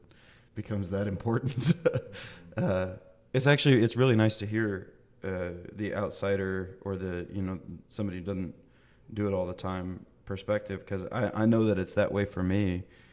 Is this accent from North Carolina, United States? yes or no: no; Kansas suburbs and rural Illinois, United States; now in Fayetteville, United States; I was raised in the Kansas suburbs and in sort of rural Illinois